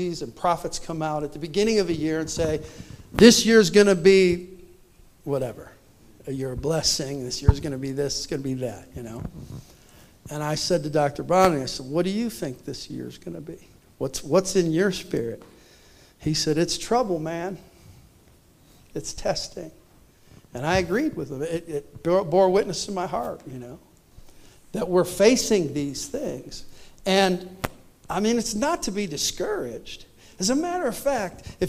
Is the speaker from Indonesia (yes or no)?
no; Canada; I was born in Canada